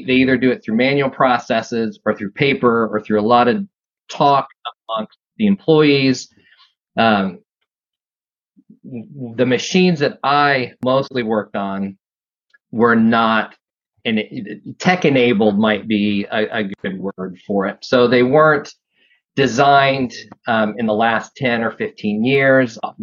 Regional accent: Midwest, United States; where I'm from the Midwest, heart of manufacturing

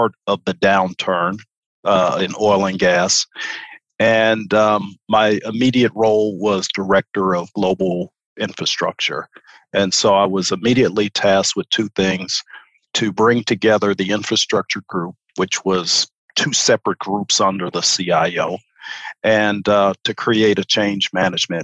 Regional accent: Chicago, Illinois, United States; moved away as an adult; also born or lived in New Orleans; now in Houston, United States; I'm originally from Chicago. I grew up, I'm a native.

